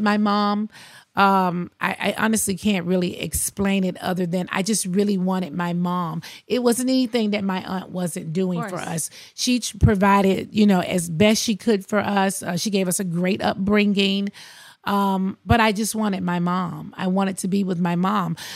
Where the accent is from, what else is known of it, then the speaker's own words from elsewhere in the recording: Athens, Georgia, United States; also born or lived in Queens, New York City; I grew up in Athens, Georgia, but I went back and forth to New York every single summer